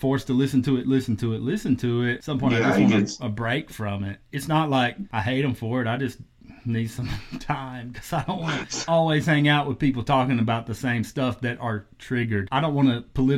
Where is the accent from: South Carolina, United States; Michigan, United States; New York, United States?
South Carolina, United States; also born or lived in Las Vegas, Nevada / Austin, Texas; where I grew up in South Carolina